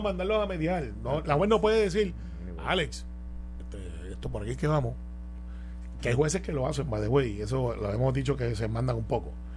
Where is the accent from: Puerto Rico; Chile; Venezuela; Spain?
Puerto Rico; Guaynabo; mi corazón está con Guaynabo porque ese es mi pueblo.